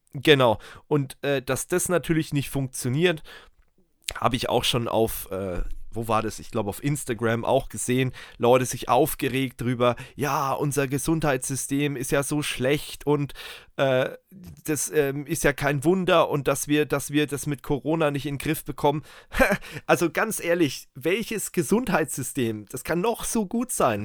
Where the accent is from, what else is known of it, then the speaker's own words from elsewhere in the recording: Germany; bei uns in Deutschland